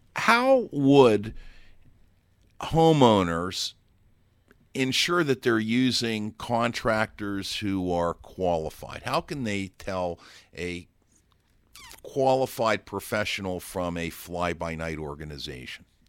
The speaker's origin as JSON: {"language": "English", "town": "Pittsburgh", "region": "Pennsylvania", "country": "United States", "said": "I'm from Pittsburgh, Pennsylvania, and most of the houses there would be brick construction"}